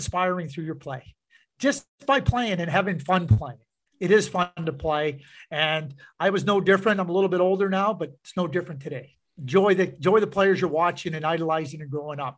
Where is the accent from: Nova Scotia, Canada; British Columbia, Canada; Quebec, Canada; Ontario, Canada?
Quebec, Canada; Montreal; growing up in Montreal.